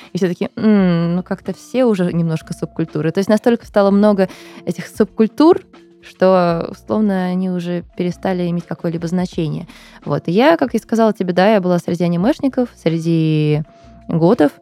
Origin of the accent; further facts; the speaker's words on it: Moscow, Russia; я выросла в Бутово. Оттуда я мало куда выезжала. То есть родилась-то я на Таганке, а потом мы переехали в Бутово